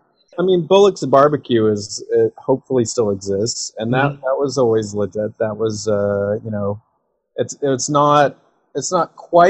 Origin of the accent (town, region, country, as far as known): Durham, North Carolina, United States; born or raised there; moved away